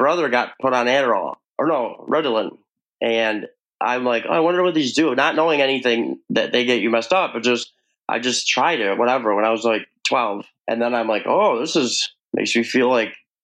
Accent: New York, United States; I am from New York

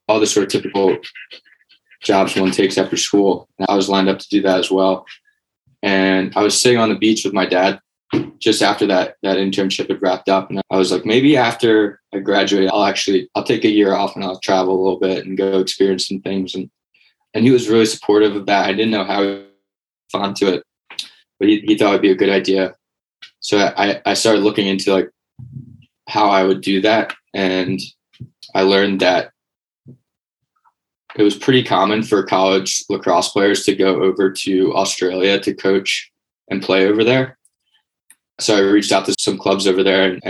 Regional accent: Conshohocken, Pennsylvania, United States; moved away as an adult; also born or lived in Bethlehem, Pennsylvania; now in Austin, United States; Was born and raised in Conshohocken.

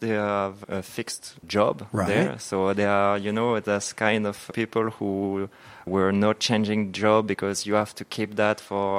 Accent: Dunkirk, Hauts-de-France, France; born or raised there; English is a second language; moved away as an adult; now in Singapore

